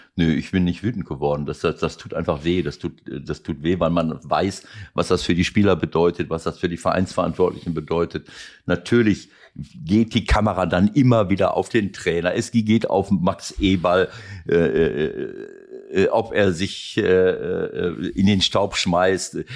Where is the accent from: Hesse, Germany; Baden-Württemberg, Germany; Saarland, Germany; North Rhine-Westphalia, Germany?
North Rhine-Westphalia, Germany; Mönchengladbach; für meine Heimatstadt